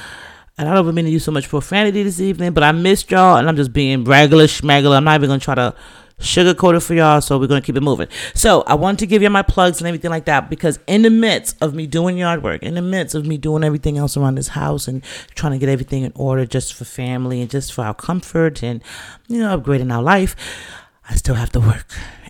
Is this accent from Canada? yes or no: no; England, United Kingdom; You know, my family's Jamaican, but we're from England.